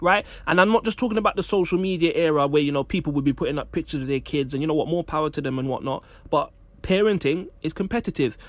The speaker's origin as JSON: {"language": "English", "country": "Jamaica", "said": "as a Jamaican man"}